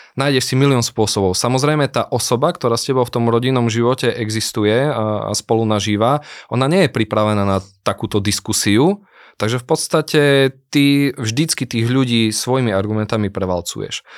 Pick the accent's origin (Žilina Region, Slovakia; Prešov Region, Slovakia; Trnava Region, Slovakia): Prešov Region, Slovakia; Prešov; accent: eastern Slovak; ja som chlapec z východného Slovenska, som z Prešova, možno to aj počuť na môjom prízvuku